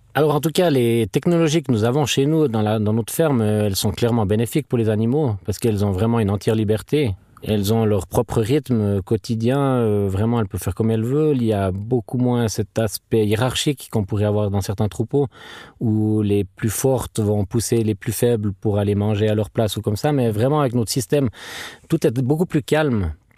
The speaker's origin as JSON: {"language": "French", "town": "Treyvaux", "region": "Fribourg", "country": "Switzerland", "said": "Je viens de Trévaux, dans le canton de Fribourg."}